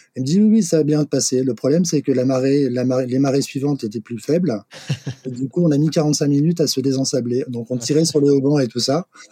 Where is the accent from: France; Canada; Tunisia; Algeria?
France; Brest, Brittany; moved away as an adult; moi je suis né à Brest, j'ai vécu 20 ans à Brest